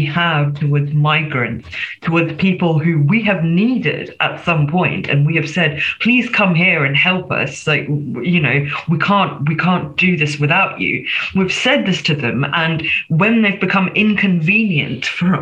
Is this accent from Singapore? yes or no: yes; Singapore; moved away as an adult; now in United Kingdom; I'm a migrant. I was born in Singapore, again, so an ex-colony. And I came here as a student in the first instance.